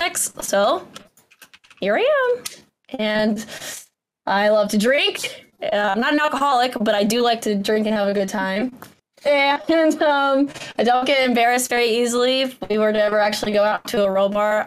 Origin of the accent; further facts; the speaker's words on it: Georgia, United States; My accent is not as cool as Kat's. I'm from Georgia.